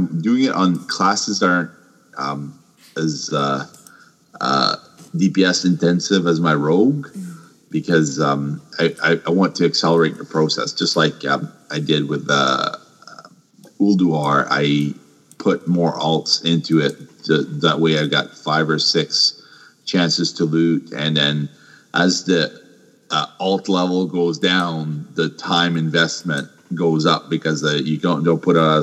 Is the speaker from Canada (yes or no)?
yes; Canada; I'm Canadian.